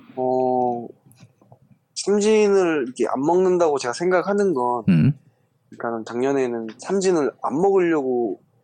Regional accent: Suncheon, South Jeolla, South Korea; moved away as an adult; also born or lived in Busan; now in Changwon, South Korea; 순천에서 네 고등학교 때까지 계속 순천에 있다가

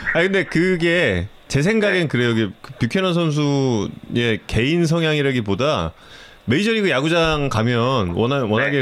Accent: Seoul, South Korea; 한양대학교 부속병원에서 태어났죠.

